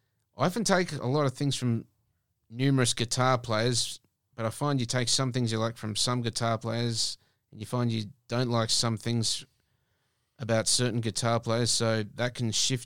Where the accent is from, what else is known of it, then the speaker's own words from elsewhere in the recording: Perth, Western Australia, Australia; I was born and raised in Perth. I mean, I've pretty much been here all my life.